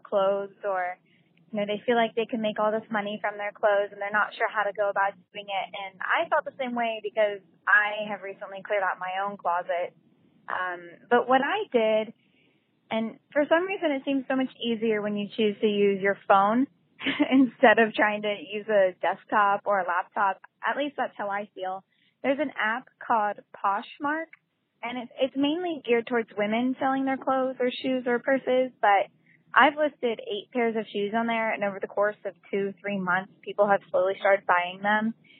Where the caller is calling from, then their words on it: Fort Lauderdale, Florida, United States; I'm calling from Fort Lauderdale, Florida.